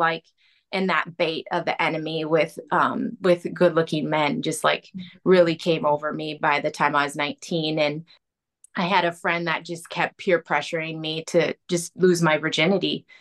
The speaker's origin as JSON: {"language": "English", "town": "Arden Hills", "region": "Minnesota", "country": "United States", "tie": "born or raised there", "also_born_or_lived": "Duluth, Minnesota", "said": "So I was raised in Arden Hills. I went to the Moundsview Public Schools, kind of raised right in the cities."}